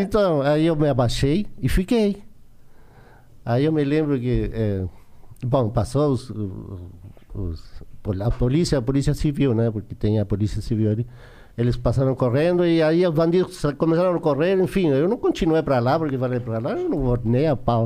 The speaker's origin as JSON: {"language": "Portuguese", "country": "Chile", "tie": "born or raised there", "also_born_or_lived": "São Paulo, Brazil", "second_language": "Portuguese", "moved": "as an adult", "said": "a gente cresceu junto lá no Chile"}